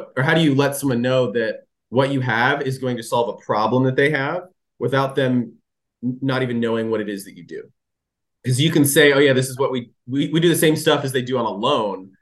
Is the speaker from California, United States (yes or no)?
yes; California, United States; I grew up in California